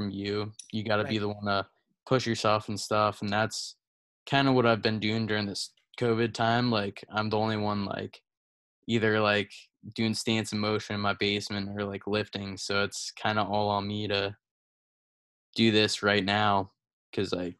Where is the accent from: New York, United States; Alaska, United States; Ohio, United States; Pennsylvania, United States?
Pennsylvania, United States; Lehigh Valley, PA; growing up, I, like, lived in Lehigh Valley, which is a pretty good, like, hotspot for wrestling mm-hmm. in PA